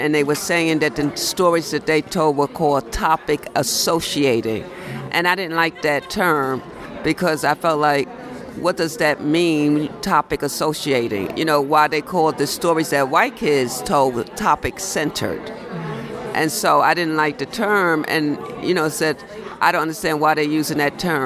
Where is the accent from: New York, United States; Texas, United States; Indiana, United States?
New York, United States; New York City; I grew up in Brooklyn, working class family, two parents, a father and a mom